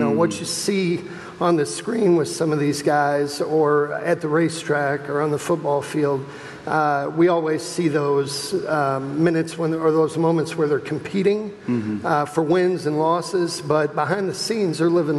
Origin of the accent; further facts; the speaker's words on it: Clinton, Iowa, United States; I was born in Clinton, Iowa. In Iowa, and my parents actually adopted me at birth.